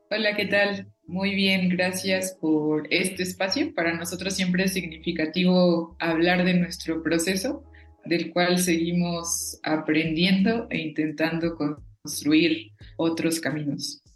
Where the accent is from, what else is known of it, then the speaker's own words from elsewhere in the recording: Cherán, Michoacán, Mexico; first language Purépecha; Spanish is a second language; nuestra lengua materna